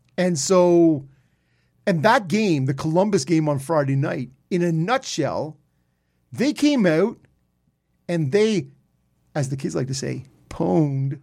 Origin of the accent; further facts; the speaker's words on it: Peterborough, Ontario, Canada; I grew up in Peterborough with the Peets